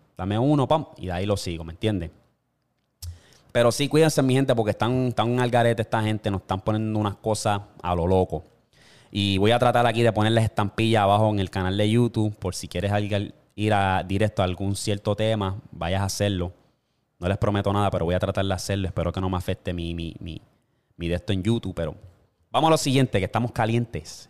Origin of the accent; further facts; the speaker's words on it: Puerto Rico; moved away as an adult; como puertorriqueño